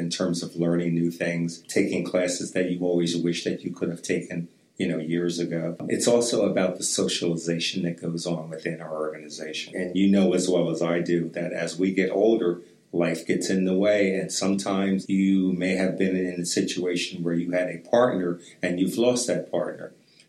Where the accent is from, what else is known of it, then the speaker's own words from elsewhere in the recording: East Coast, United States; moved away; I grew up on the East Coast